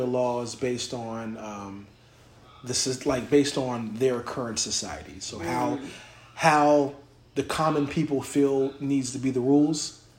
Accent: Virginia, United States; I'm from Virginia.

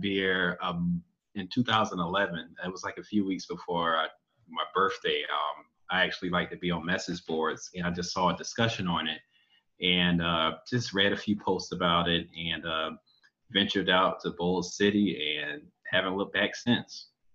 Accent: Jacksonville, Florida, United States; born and raised here in Jacksonville

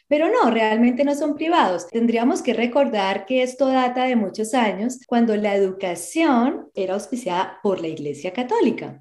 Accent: Colombia; now in Australia; yo soy de Colombia

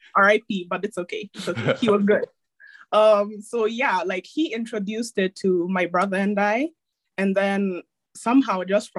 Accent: Nairobi, Kenya; I'm joining from Kenya, Nairobi, Kenya. That's where I'm from. That's where I live

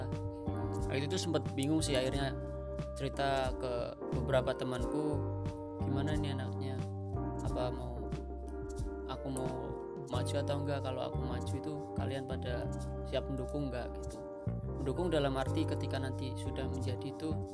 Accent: Tegal, Central Java, Indonesia; accent: Ngapak; Asal saya dari kota Ngapak, ya mungkin orang-orang biasa bilang ngapak itu ya asal saya dari Tegal

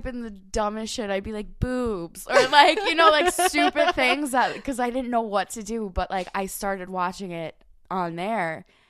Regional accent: New York, United States; accent: New York; like I don't talk with my New York accent all the time.

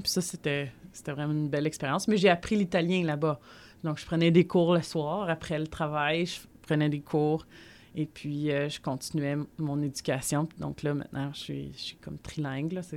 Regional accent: Montreal, Quebec, Canada; also born or lived in Gatineau; je suis née à Montréal

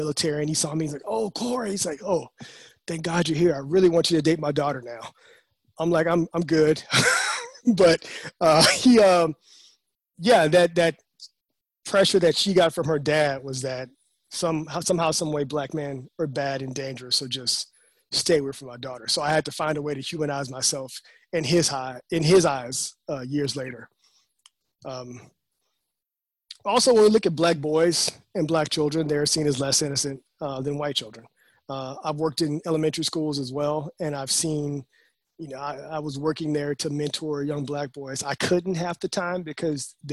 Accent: the South, United States; I'm from the South

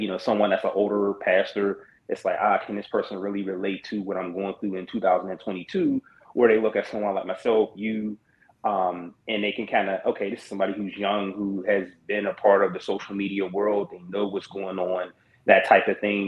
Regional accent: Pittsburgh, Pennsylvania, United States; my hometown and where I reside is the same. I'm currently located in Pittsburgh, Pennsylvania.

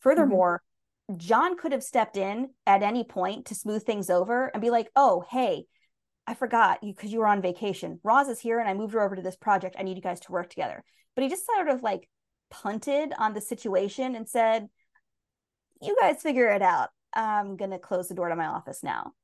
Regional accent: United States; being American

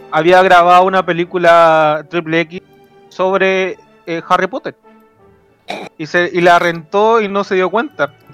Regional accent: San Francisco de Mostazal, O'Higgins, Chile; Estábamos en mi, en mi pueblito donde yo crecí parte en un pueblo italiano. en San Francisco de Mostazal.

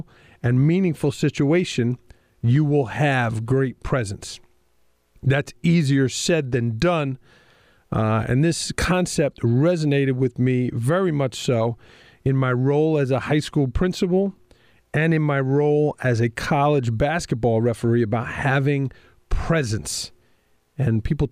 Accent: New York City, New York, United States; accent: Staten Island, New York; my accent is a Staten Island, New York accent

